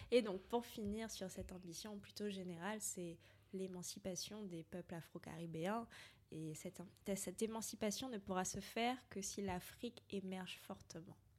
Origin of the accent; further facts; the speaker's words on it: Martinique; now in France; je suis martiniquaise, qui est une île française.